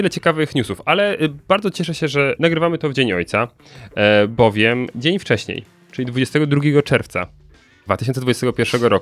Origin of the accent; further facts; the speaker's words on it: Katowice, Silesian Voivodeship, Poland; Ja jestem z Katowic.